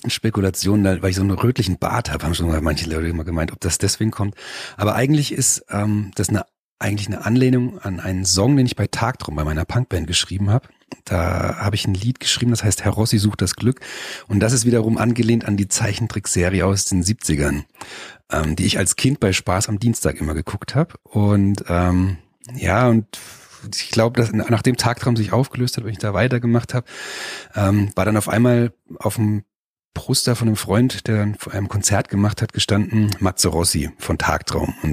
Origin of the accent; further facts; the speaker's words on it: Mainz, Rhineland-Palatinate, Germany; born there; Also eigentlich bin ich in Mainz geboren sogar